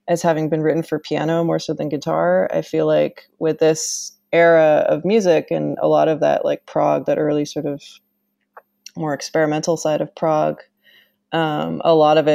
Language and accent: English; Canada; I used to work at this musical instrument museum in my hometown in Canada